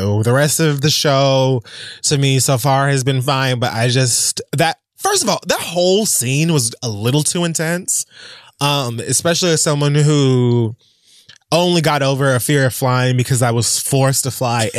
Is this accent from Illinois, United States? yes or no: yes; Illinois, United States; As you may already know, my home state, Illinois, just passed a law saying that it is now required to teach LGBT history in public schools.